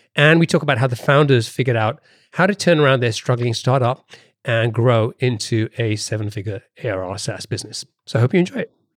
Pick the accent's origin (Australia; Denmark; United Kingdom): United Kingdom; accent: British; moved away; my British accent is still can't shake it off completely